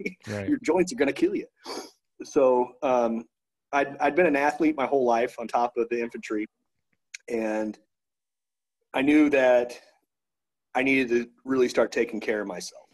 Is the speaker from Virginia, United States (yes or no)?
no; Victoria, Texas, United States; gym in my hometown called Pure Fitness in Victoria, Texas